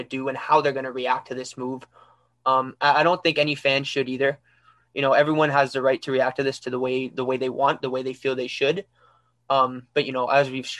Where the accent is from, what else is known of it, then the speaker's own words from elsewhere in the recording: Ottawa, Ontario, Canada; I'm from Ottawa